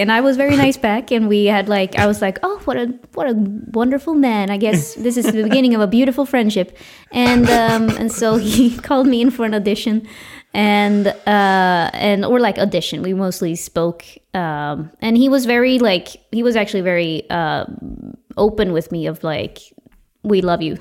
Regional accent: Uppsala, Uppsala County, Sweden; my hometown, Uppsala

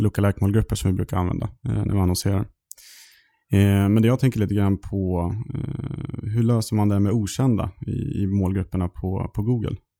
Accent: Sundsvall, Västernorrland County, Sweden; moved away as an adult; now in Stockholm, Sweden; född och uppväxt i Sundsvall eh, i Norrland och flyttade hit ner till Stockholm för drygt sju år sedan.

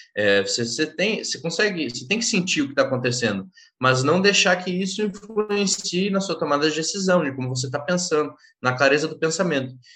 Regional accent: Porto Alegre, Rio Grande do Sul, Brazil; eu sou do San Diego, né, lá do, de Porto Alegre, no Rio Grande do Sul

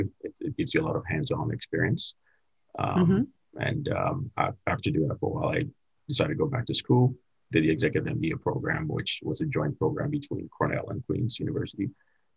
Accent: Ghana; also born or lived in Florida; now in United States; I'm originally from Ghana, West Africa, and moved here in the States

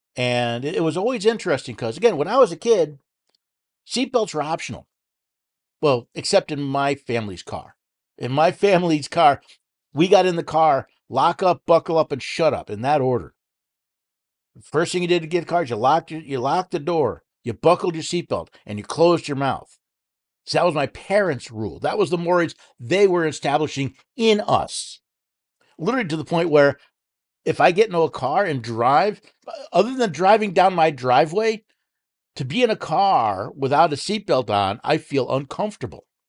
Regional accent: New York City, New York, United States; moved away; growing up in New York City

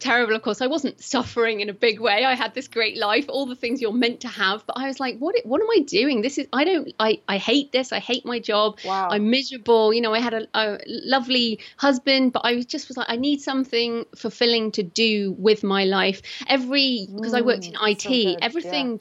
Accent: United Kingdom; accent: British; I'm British. So if people are wondering what my accent is, that's what it is

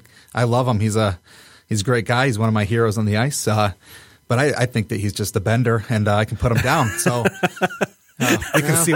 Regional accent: Michigan, United States; We're all from Michigan

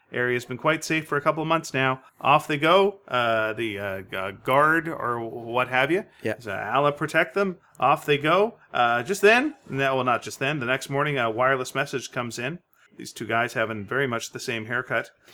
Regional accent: Canada; we're Canadian

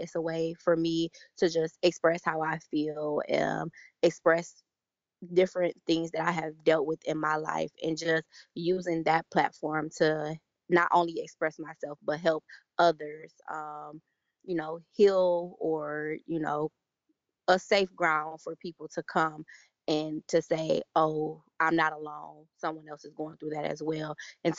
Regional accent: Detroit, Michigan, United States; I'm 27. I will be 28 in exactly 2 weeks from this recording. I am from the Metro Detroit area.

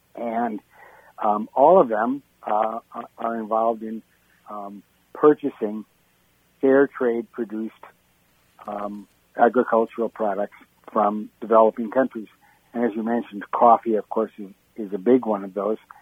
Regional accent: Wisconsin, United States; I'm from Wisconsin. I'm your, I'm your neighboring rival across the border.

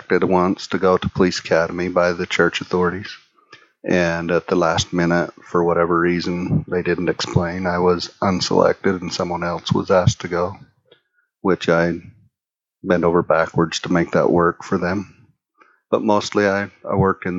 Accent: Hildale, Utah, United States; also born or lived in Colorado City, Arizona; I was born and raised in the Hilldale, Carr City area

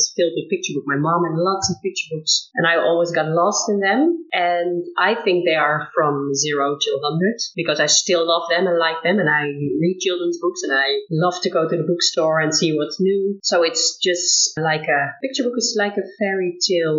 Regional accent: Netherlands; from the Netherlands

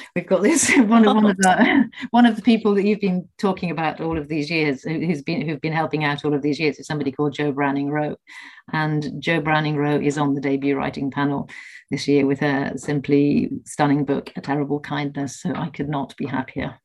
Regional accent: Liverpool, North West England, United Kingdom; I'm from Liverpool

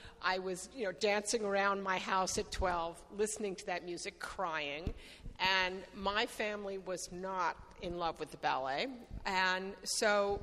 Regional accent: United States; moved away as an adult; also born or lived in Menlo Park, California; now in California, United States; I grew up in the East and I grew up with the ballet world of New York. I was only 22 when I moved

